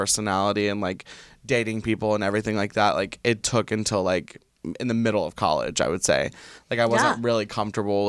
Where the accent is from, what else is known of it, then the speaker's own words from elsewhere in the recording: the South, United States; moved away; growing up in the South